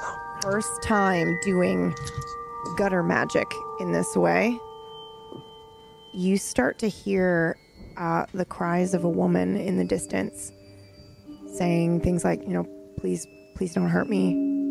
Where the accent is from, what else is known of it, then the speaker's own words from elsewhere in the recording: Nebraska, United States; I'm from Nebraska.